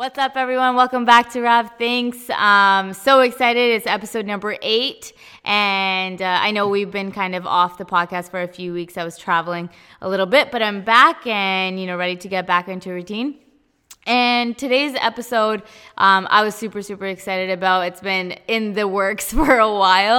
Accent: Abbotsford, British Columbia, Canada; I'm from Abby

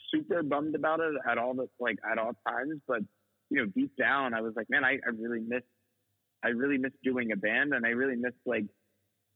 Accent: United States; also born or lived in New York; a byproduct of being American.

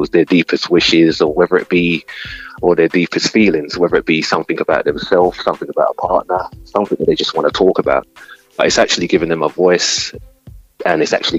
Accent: London, United Kingdom; I was born in the East London from the 70s

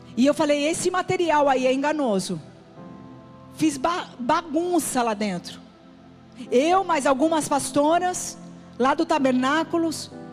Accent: São Paulo, Brazil; now in Ceará, Brazil; Eu sou paulista.

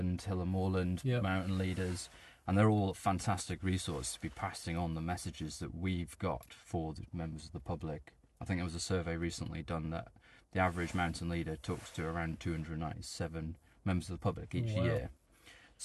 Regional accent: Dolgellau, Wales, United Kingdom; I grew up in Dolgellau

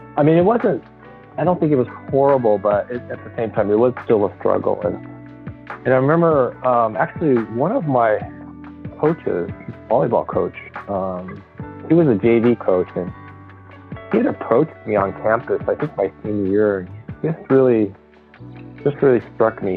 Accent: Los Angeles, California, United States; I was born here, but my parents are both from Japan

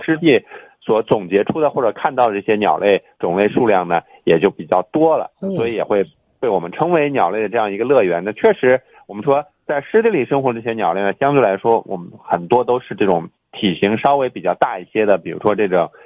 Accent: Shanghai, China; 我们上海

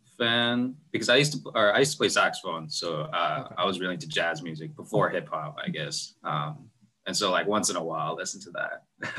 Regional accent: Bay Area, California, United States; I'm from the Bay Area.

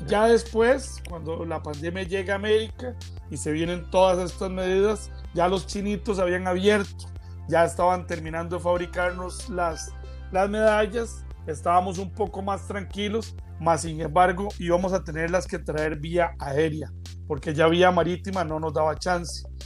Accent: Costa Rica; los ticos, aquí todo lo dejamos para lo último

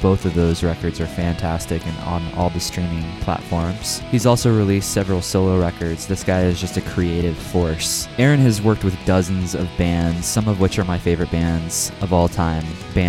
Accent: Kansas City, Missouri, United States; I'm from Kansas City, so we've got all the seasons here.

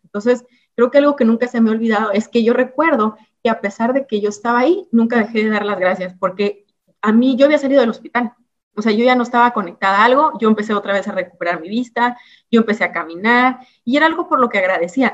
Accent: Ciudad Victoria, Tamaulipas, Mexico; yo crecí en Ciudad Victoria, en Tamaulipas. Nací en un lugar que se llama Ciudad Mante, pero realmente desde muy bebé me llevaron a Ciudad Victoria, Tamaulipas

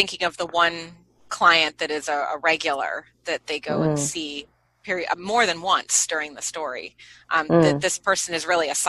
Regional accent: United States; I, as an American

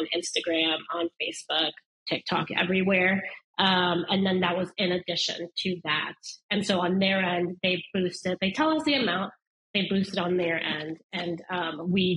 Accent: Denver, Colorado, United States; I grew up in Denver, Colorado

